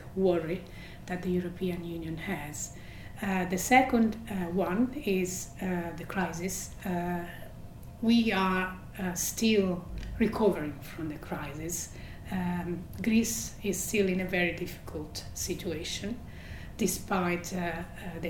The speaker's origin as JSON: {"language": "English", "country": "Italy", "also_born_or_lived": "Belgium / United Kingdom", "moved": "as an adult", "said": "I'm an Italian citizen who has studied abroad"}